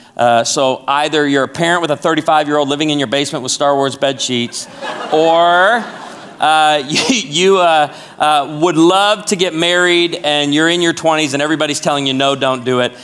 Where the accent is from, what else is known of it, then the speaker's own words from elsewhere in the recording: Chicago, Illinois, United States; also born or lived in Naperville, Illinois; now in Branson, Missouri, United States; I was born and raised in Chicago